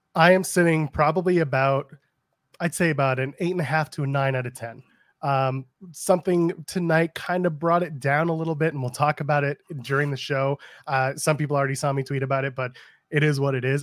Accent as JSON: {"language": "English", "country": "Canada", "said": "I'm a Canadian"}